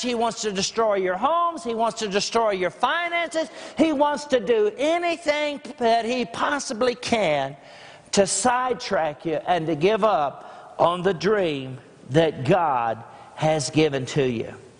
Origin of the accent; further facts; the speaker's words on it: Grassland, Texas, United States; I'm from Grassland, Texas